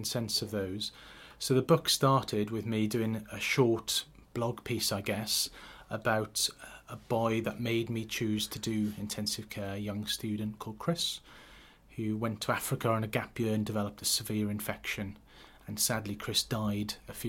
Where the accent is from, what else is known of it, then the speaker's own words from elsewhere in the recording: Neath, Wales, United Kingdom; also born or lived in Western Australia / Cardiff; I was born in Neath, in a small village